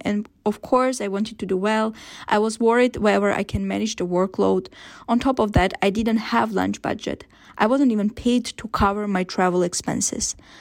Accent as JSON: {"language": "English", "country": "Philippines", "said": "I am from the Philippines, and the fashion industry is quite different where I am from"}